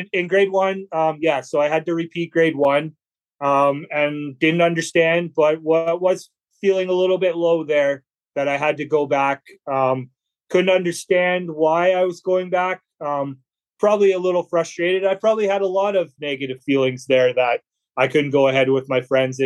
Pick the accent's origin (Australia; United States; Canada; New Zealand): Canada; Brandon, Manitoba; now in Melita, Canada; I'm originally from Brandon, Manitoba, Canada, but I live now in Melitta, Manitoba, Canada.